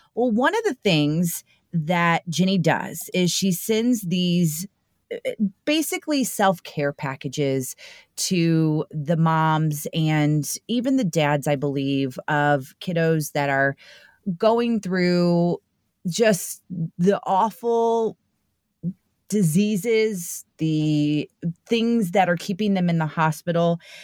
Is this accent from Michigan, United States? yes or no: no; St. Louis, Missouri, United States; born and raised here in Saint Louis